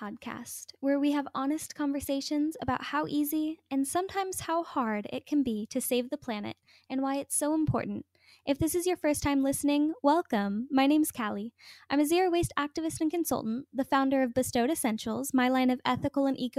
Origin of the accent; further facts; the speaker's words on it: Humboldt County, California, United States; I'm actually from Humboldt County, California myself